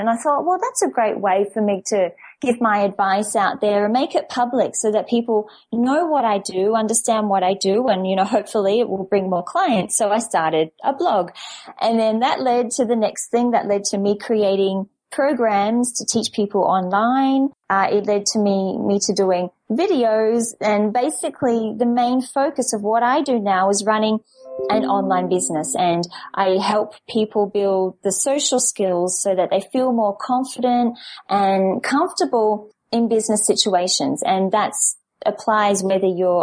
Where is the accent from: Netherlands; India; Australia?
Australia; Perth, Western Australia; moved away as an adult; now in France; I'm originally from Perth, and well, for the past 10, 12 years or so, I've been basically having an international life.